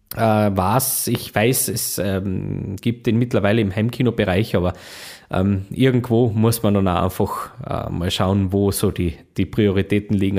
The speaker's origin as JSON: {"language": "German", "region": "Carinthia", "country": "Austria", "said": "bei uns in Kärnten"}